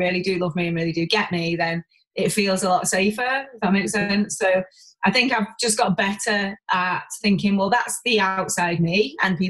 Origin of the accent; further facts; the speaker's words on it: Warrington, North West England, United Kingdom; We're both from Warrington